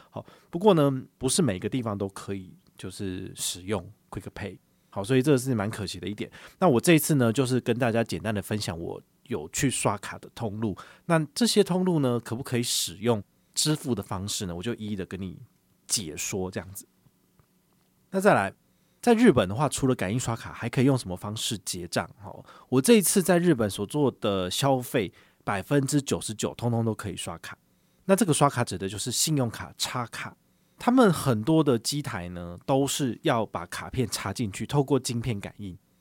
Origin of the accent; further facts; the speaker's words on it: Taiwan; 对于我们台湾人来讲